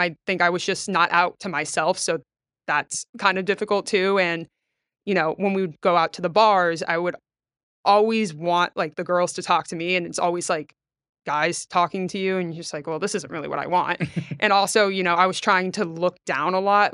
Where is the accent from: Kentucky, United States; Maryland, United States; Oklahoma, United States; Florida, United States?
Florida, United States; Trinity; also born or lived in Valdosta, Georgia; I grew up in Trinity, Florida, which, if people don't know, is about 15, 20 minutes north of Clearwater.